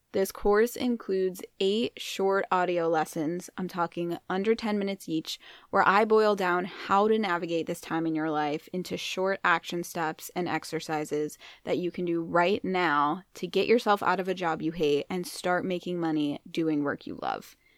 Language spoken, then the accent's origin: English; Boston, Massachusetts, United States; now in North Carolina, United States; I live in North Carolina, but I'm from New England. So, I grew up around Boston.